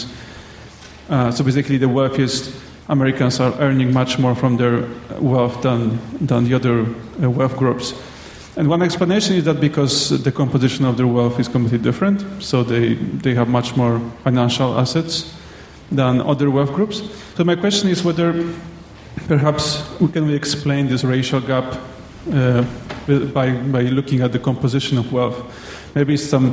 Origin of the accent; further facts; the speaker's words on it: Malaysia; I'm from Malaysia.